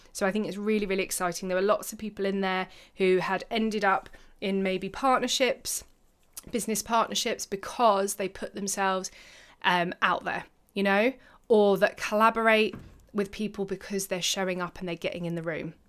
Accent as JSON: {"language": "English", "country": "United Kingdom", "said": "I'm British"}